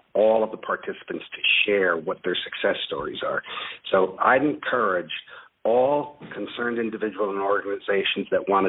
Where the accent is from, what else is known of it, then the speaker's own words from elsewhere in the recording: Ossining, New York, United States; also born or lived in Flagstaff, Arizona / Kabul, Afghanistan; now in Buffalo, United States; I was born just north of New York City, and in fact, my hospital in Ossining, New York, overlooked Sing Sing Prison.